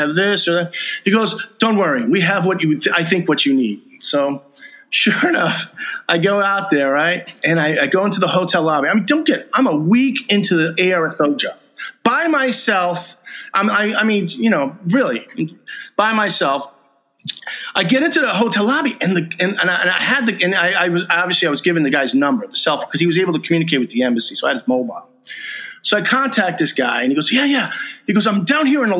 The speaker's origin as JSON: {"language": "English", "region": "New York", "country": "United States", "moved": "yes", "said": "I'm from New York"}